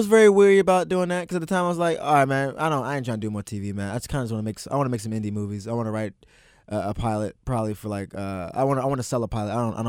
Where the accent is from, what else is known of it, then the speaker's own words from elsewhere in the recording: Maryland, United States; me and growing up in Maryland